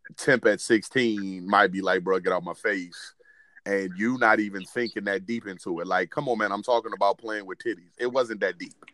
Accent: Williamsburg, Virginia, United States; where we grew up, we grew up in Williamsburg, Virginia

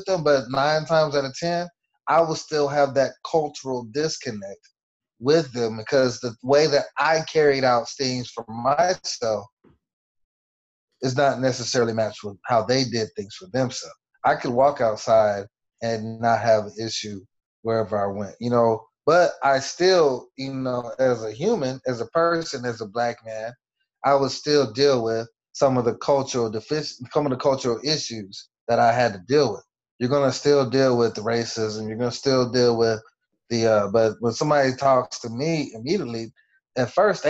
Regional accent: Killeen, Texas, United States; Myself, I'm from Killeen, Texas, Fort Hood. My dad was in the military. My mom was a counselor.

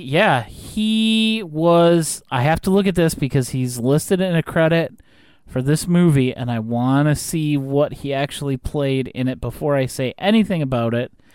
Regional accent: United States; as an American

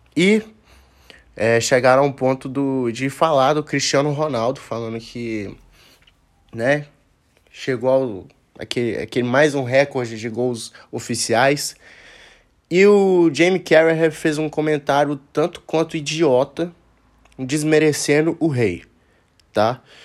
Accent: Brazil; nós que somos brasileiros

